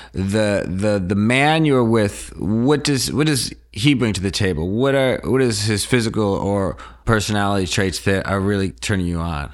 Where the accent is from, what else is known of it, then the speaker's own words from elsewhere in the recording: Wisconsin, United States; moved away; I would go home. I'm from Wisconsin.